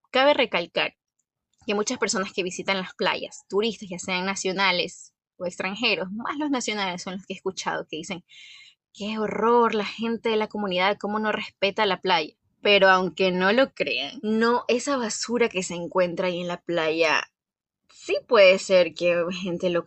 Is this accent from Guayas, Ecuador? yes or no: yes; Guayaquil, Guayas, Ecuador; aproximadamente como una hora y media de Guayaquil, que es de donde soy, la ciudad de Guayaquil.